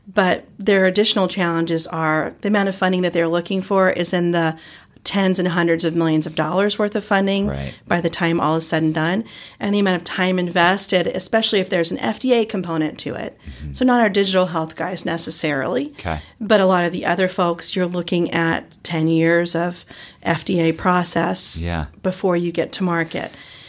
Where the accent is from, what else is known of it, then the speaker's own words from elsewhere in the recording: Georgia, United States; accent: Southern; also born or lived in Chicago / New Orleans / New York City; now in Eugene, United States; I have a Southern accent. That's true. Yes, I'm originally from Georgia and have moved all over in my life, Chicago, New Orleans, New York City, and then out to Eugene